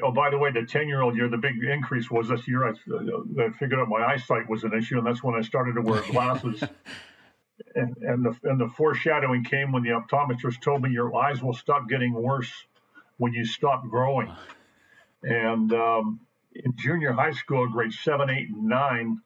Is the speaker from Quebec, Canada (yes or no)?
no; Victoria, British Columbia, Canada; Born and raised in Victoria, in the Fairfield area of Victoria